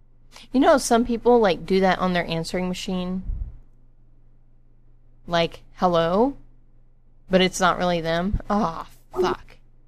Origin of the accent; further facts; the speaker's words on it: Pennsylvania, United States; I just moved here from Pennsylvania, so... Yeah, I don't know why that weirds everybody out when I call with a Pennsylvania number. I mean, I'm from Pennsylvania.